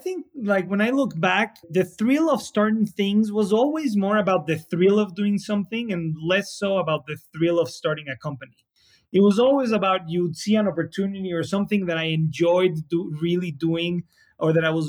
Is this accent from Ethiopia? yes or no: no; Mexico City, Mexico; Mexico City is a little bit of a crazy place. You know, there's 20-some million people that live here.